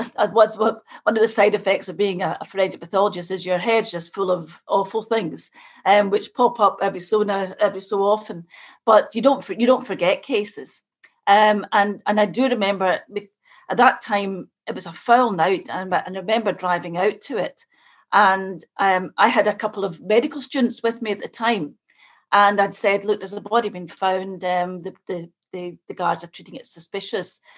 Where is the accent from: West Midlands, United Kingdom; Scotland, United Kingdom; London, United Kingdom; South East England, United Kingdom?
Scotland, United Kingdom; moved away as an adult; now in Ireland; I come from Scotland